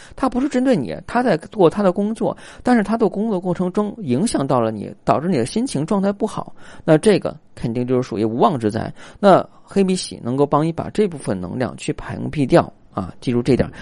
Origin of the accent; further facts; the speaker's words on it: China; 我们中国人的话呢，如果你要望往长套红色，也可以起到保护色